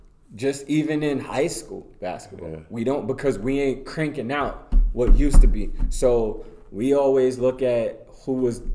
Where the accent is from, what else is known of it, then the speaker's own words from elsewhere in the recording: Amityville, New York, United States; I came from Amityville.